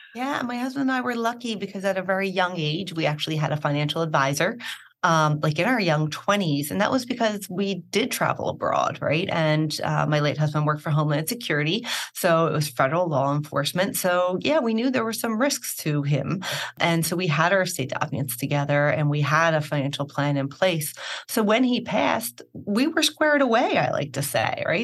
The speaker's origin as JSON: {"language": "English", "town": "Philadelphia", "region": "Pennsylvania", "country": "United States", "tie": "born or raised there", "also_born_or_lived": "Rome", "moved": "as an adult", "said": "born and raised in Philadelphia"}